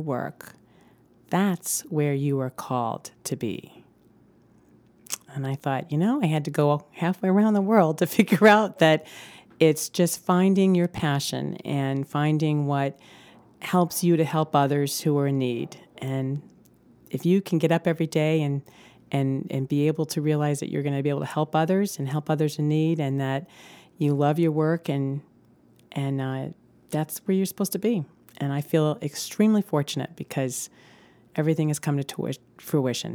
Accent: Farmington, Maine, United States; moved away as an adult; also born or lived in Los Angeles; start a new job practicing in my hometown of Farmington

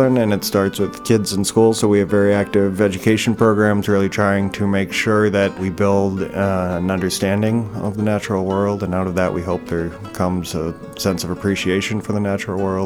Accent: Lincoln, Massachusetts, United States; moved away as an adult; also born or lived in San Francisco / Taos / Alaska; now in Maine, United States; I grew up in Lincoln, Massachusetts

